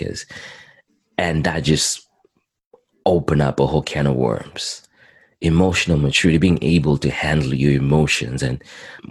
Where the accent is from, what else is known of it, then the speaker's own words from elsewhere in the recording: Zimbabwe; also born or lived in Montreal, Canada; now in Edmonton, Canada; I was born in Zimbabwe, Southern Africa, and I came to Canada in 2001